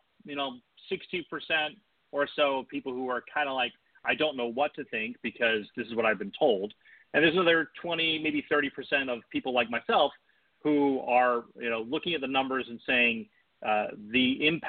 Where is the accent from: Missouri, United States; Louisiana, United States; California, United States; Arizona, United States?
California, United States; Bay Area; moved away; I'm actually from the Bay Area. My parents still live up there.